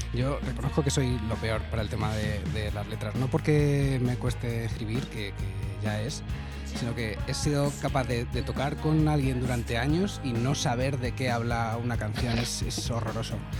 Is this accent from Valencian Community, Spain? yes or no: no; Madrid, Community of Madrid, Spain; yo soy de Madrid